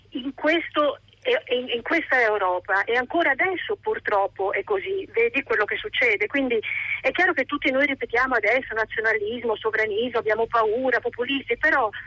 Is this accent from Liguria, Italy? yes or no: yes; Genoa, Liguria, Italy; moved away as an adult; also born or lived in United States / Spain; now in Ticino, Switzerland; Io sono genovese ma vivo in Svizzera da tanti anni e ho vissuto sempre all'estero da, da, praticamente da quando avevo 18